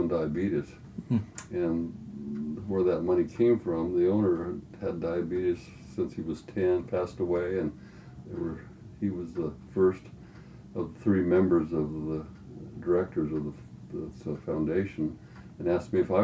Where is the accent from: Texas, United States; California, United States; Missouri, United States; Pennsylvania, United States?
California, United States; Glendale; I was born in Glendale, California, you know, kind of between Burbank and Los Angeles